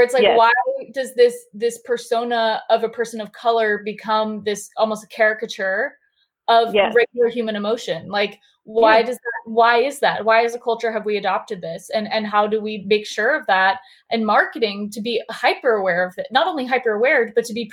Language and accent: English; Southern California, United States; I grew up in Southern California